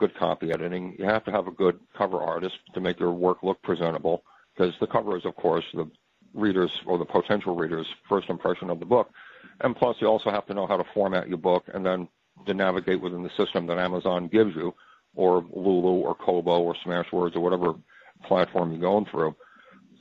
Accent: New York City, New York, United States; my hometown, New York City

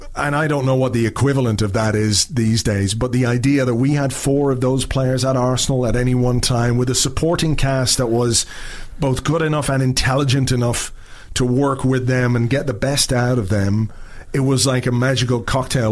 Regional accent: Dublin, Leinster, Ireland; moved away; also born or lived in Spain

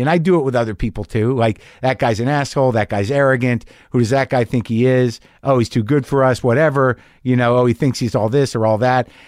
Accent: New Mexico, United States; I grew up in New Mexico

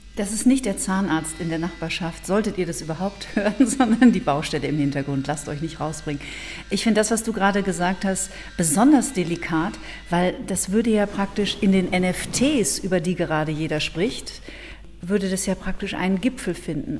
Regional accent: Ruhr area, North Rhine-Westphalia, Germany; now in Munich, Germany; ich komme ja, lebe ja in München, bin ursprünglich aus dem Ruhrgebiet

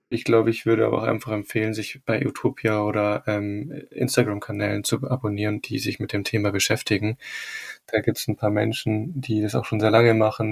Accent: Rosenheim, Bavaria, Germany; in meiner Heimatstadt Rosenheim

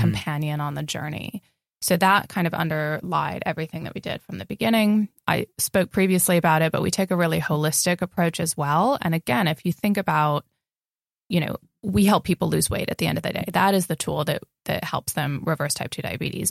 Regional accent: California, United States; moved away as an adult; also born or lived in Spain / San Francisco; I was born in California

